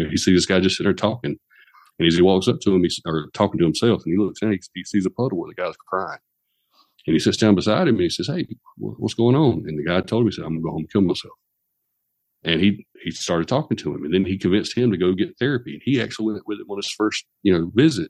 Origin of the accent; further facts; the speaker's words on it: the South, United States; growing up in the South, you know, for in the '70s